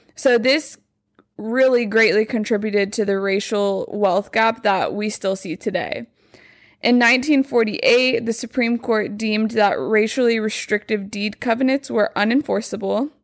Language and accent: English; Lubbock, Texas, United States; now in Dallas, United States; I'm from Lubbock